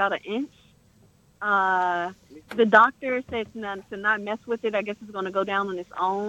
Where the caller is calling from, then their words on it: Maryland, United States; I'm calling from Maryland.